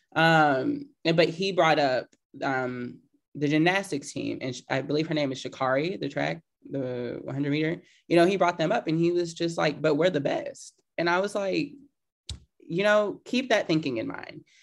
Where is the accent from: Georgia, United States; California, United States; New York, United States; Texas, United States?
Texas, United States; Houston; I grew up in East Side of Houston.